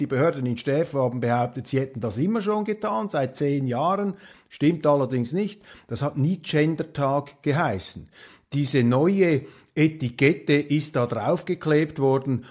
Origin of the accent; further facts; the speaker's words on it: Switzerland; als Schweizer